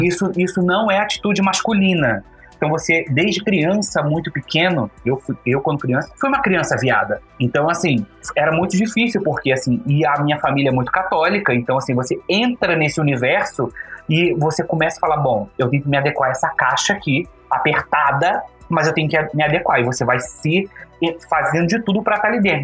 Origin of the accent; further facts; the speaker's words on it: Rio de Janeiro, Brazil; moved away as an adult; now in Brasília, Brazil; eu sou do Carioca também, mas moro há 11 anos em Brasília. Então a minha vida adolescente, praticamente até os meus 27 anos, eu vivi no Rio de Janeiro